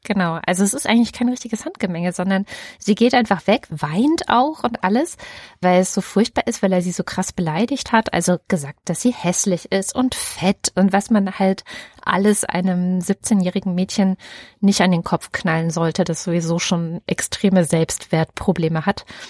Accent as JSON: {"language": "German", "region": "East Germany", "country": "Germany", "tie": "born or raised there", "said": "die ich dann wieder aus der DDR-Erfahrung mitgenommen habe"}